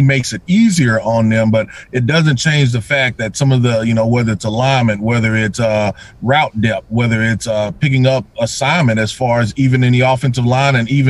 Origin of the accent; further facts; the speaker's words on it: Mississippi, United States; also born or lived in New Orleans; Mississippi, my home state, where I'm from as well.